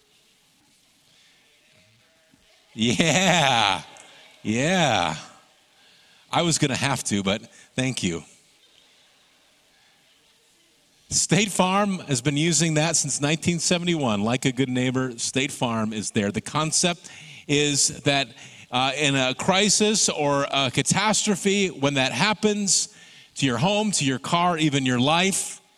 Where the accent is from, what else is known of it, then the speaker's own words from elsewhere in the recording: Michigan, United States; Growing up in Michigan